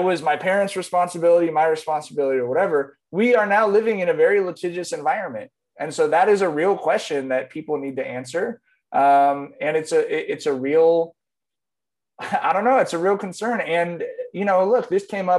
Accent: Long Beach, California, United States; I grew up in East Long Beach.

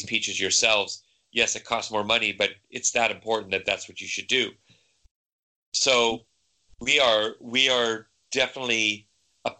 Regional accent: San Diego, California, United States; moved away as an adult; now in Denmark; I'm from San Diego, so I grew up in the craft brewing kind of boom that happened 10, 15 years ago back there.

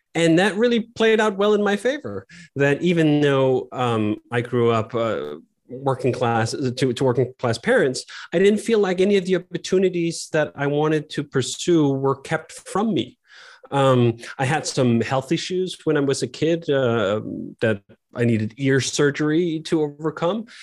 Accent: Copenhagen, Capital Region of Denmark, Denmark; moved away as an adult; also born or lived in United States; I grew up in Copenhagen, Denmark

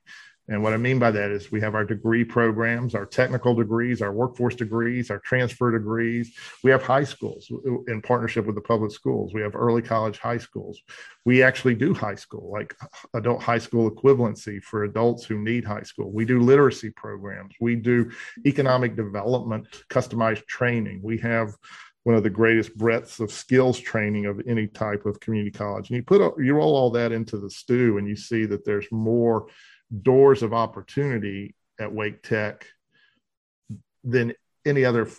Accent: Charlotte, North Carolina, United States; I'm a North Carolinian. I was born in Charlotte. I live mostly in the mountain area of North Carolina. My dad was a Methodist minister, so we moved around a lot.

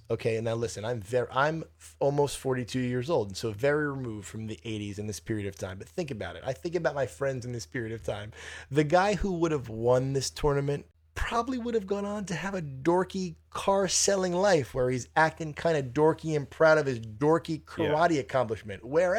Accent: New Jersey, United States; From Jersey, yo, we're from Jersey.

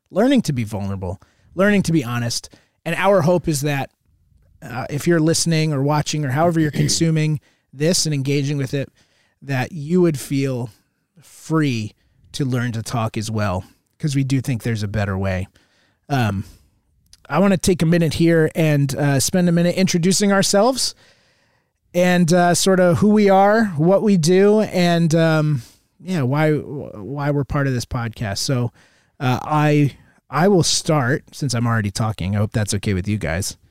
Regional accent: Southern Connecticut, United States; Grew up in Connecticut, uh, Southern Connecticut, out just about an hour outside of New York

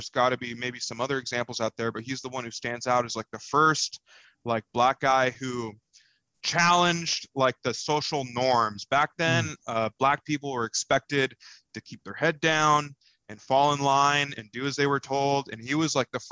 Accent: United States; we're American

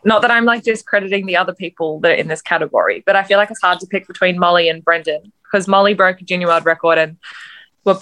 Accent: Sunshine Coast, Queensland, Australia; both growing up on the Sunny Coast

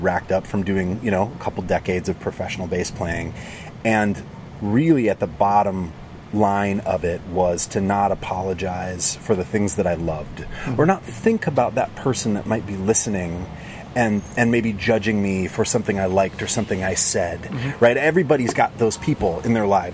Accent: Montana, United States; I grew up in Montana, in a small town

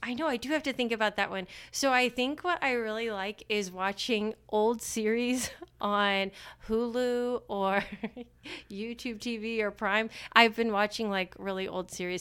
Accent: Marion, Indiana, United States; moved away as an adult; also born or lived in Randolph County, Indiana; now in Winchester, United States; I am from Marion in Grant County, and grew up and lived there my whole life

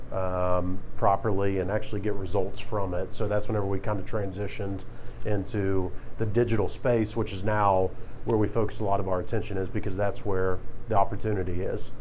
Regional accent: South Carolina, United States; moved away as an adult; also born or lived in Newberry, South Carolina / Florence, South Carolina; now in Atlanta, United States; I'm originally from South Carolina

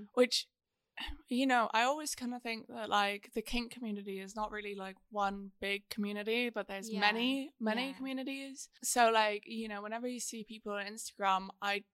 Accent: Ireland; I'm Irish

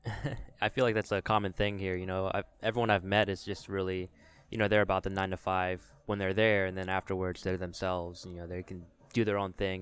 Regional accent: Richmond, Virginia, United States; now in Charlotte, United States; I'm from Richmond, Virginia

